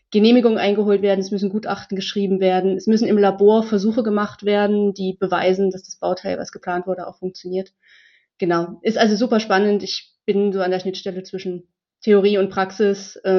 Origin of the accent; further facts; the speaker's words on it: Dresden, Saxony, Germany; ich komme aus Dresden, ich wohne schon immer in Dresden, ist eine super schöne Stadt, es gab für mich noch keine Gründe wegzugehen.